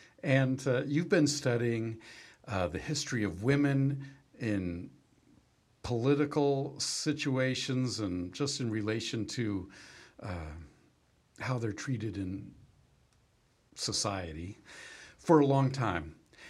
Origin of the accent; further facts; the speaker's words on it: California, United States; I grew up in California